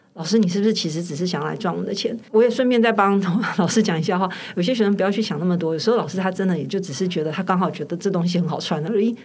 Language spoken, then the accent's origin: Chinese; Taiwan; 我们台湾人比较小